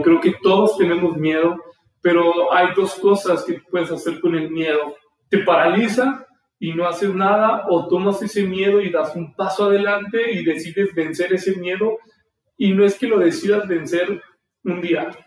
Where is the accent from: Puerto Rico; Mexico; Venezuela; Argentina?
Mexico; Aguascalientes; soy de Aguascalientes, nací aquí